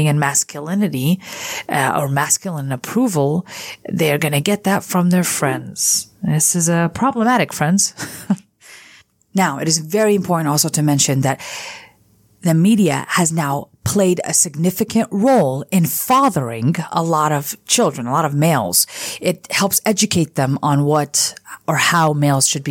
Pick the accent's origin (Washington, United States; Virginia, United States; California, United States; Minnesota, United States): California, United States; I grew up in California